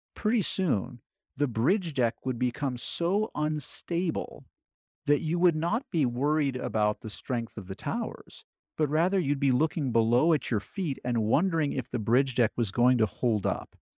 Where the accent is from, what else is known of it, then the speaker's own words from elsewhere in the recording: California, United States; moved away as an adult; I grew up in California